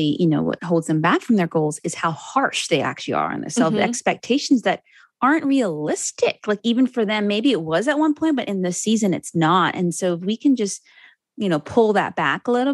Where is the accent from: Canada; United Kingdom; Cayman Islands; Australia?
Cayman Islands; I'm from the Cayman Islands.